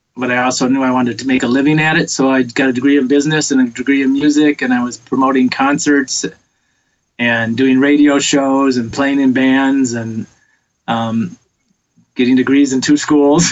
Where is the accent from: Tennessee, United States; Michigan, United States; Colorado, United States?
Michigan, United States; Detroit; now in Los Angeles, United States; I grew up in Detroit, big music city